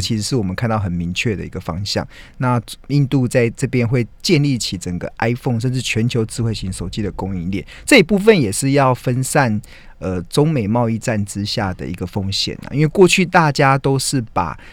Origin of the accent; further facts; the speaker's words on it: Taiwan; 身为台湾人真的还蛮兴奋的